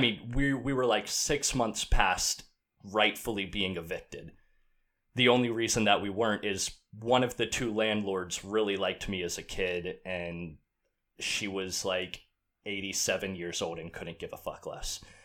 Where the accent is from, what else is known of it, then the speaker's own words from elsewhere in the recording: Outer Banks, North Carolina, United States; I grew up on the Outer Banks of North Carolina beach town